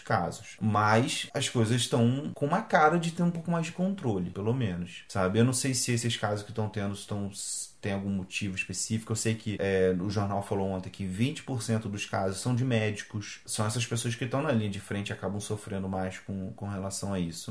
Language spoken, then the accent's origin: Portuguese; Brazil; moved away as an adult; now in Porto, Portugal; nós como brasileiros, a gente pode ser atendido como no sistema público daqui de Portugal